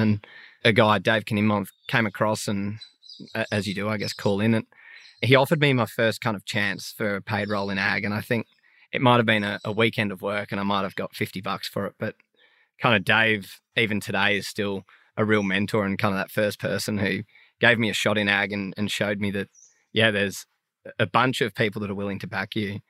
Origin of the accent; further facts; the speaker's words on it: Sydney, New South Wales, Australia; I'm from Sydney